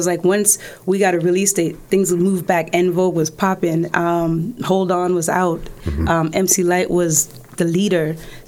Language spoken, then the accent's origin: English; Newark, New Jersey, United States; So it was all those moments that I enjoyed growing up on Smith Street, Newark, East Orange. And then I still go back now in Rahway and New Jersey. So I'm very much a New York, New Jersey girl.